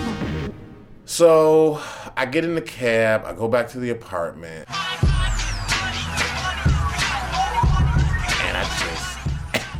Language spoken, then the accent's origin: English; Chicago, Illinois, United States; now in New York City, United States; I'm not from New York. I'm from Chicago